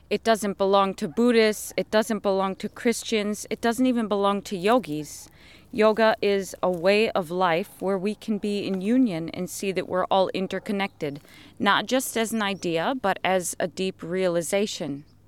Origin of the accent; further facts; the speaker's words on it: United States; moved away as an adult; also born or lived in London, United Kingdom; I come from America